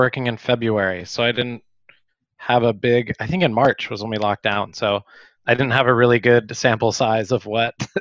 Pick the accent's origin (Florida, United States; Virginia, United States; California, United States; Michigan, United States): California, United States; Sacramento; moved away as an adult; also born or lived in Chico, California / San Diego, California; now in Malaga, Spain; I grew up in Sacramento